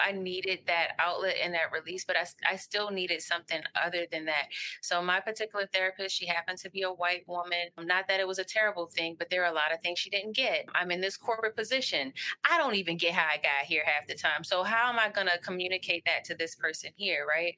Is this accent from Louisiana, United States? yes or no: no; Baltimore, Maryland, United States; also born or lived in Hawaii / Texas; we ended up around second grade coming to Baltimore, and that's where I've been, and that's where I continue to stay